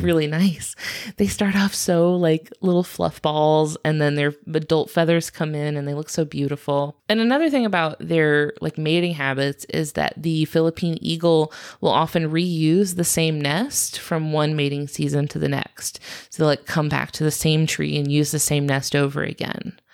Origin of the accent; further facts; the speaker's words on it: United States; I am American